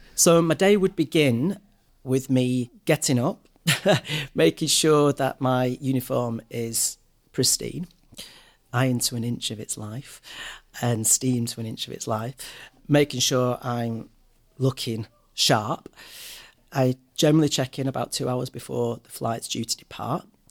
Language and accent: English; Manchester, North West England, United Kingdom; also born or lived in London; I love coming back to Manchester. I'm very proud of my city. I'm very proud of uh, being a Mancunian.